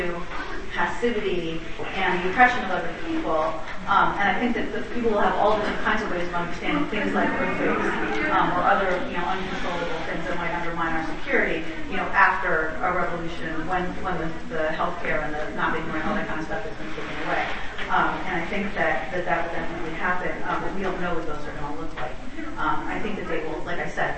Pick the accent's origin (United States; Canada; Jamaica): United States; East Coast; now in California, United States; And so I come from the East Coast, and so I grew up without earthquakes.